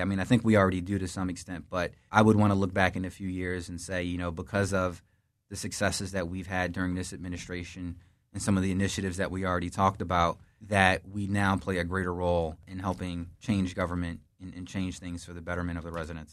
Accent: Philadelphia, Pennsylvania, United States; I was uh, born in North Philly, lived there in my early childhood, and then moved to West Philly whole family's in Philly

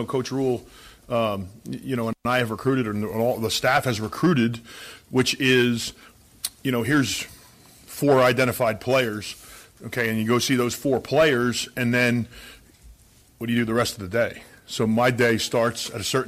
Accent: New Jersey, United States; now in Nebraska, United States; I'm from New Jersey

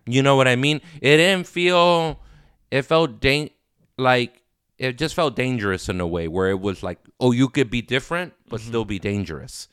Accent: Los Angeles, California, United States; also born or lived in Inglewood, California; I grew up in Inglewood and South Central

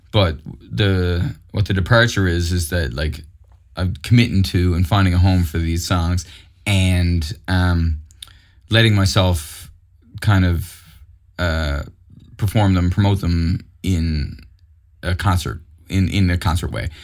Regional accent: Mount Pearl, Newfoundland and Labrador, Canada; also born or lived in St. John's; growing up in Mount Pearl was great

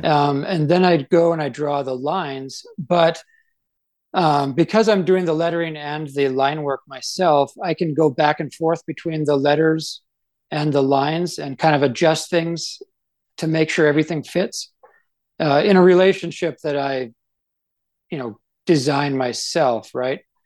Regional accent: Canada; moved away as an adult; now in Idaho, United States; I grew up in Canada and uh, I love that's like my home and I, I, grew up in a, like a really small town

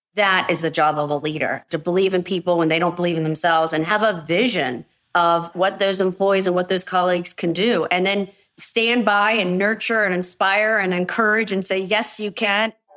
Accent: United States; I am American

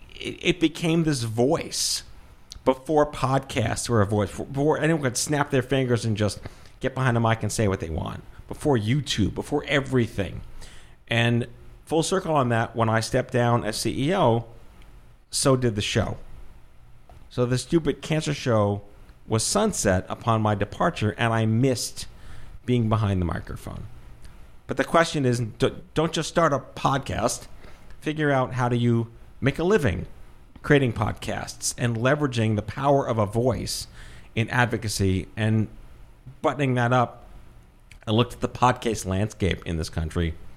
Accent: New York City, New York, United States; also born or lived in Brooklyn / Binghamton; I was born and raised in Brooklyn, grew up on Staten Island in New York City

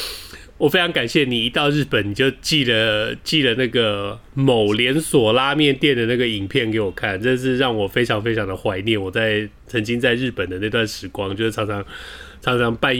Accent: United States; Chinese is a second language; now in Taiwan; 我不是那种，嗯，我不是那种去美国去美国游学两个月回来就又又我是去美国长大的。

